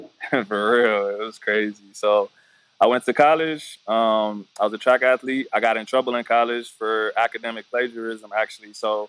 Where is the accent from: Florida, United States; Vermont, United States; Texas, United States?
Texas, United States; Killeen; I'm from Killeen, Texas. I don't know if you know where Killeen is, but it's like Fort Hood.